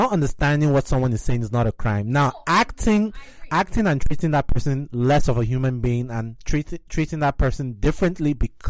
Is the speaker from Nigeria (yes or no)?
yes; Nigeria; now in United States; I'm from Nigeria